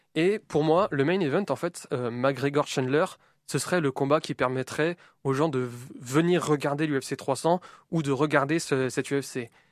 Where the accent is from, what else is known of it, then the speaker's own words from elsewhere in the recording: France; nous en tant que Français